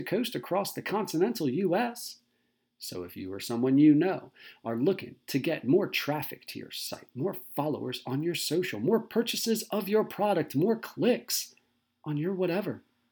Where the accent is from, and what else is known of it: Southern Delaware, United States; born or raised there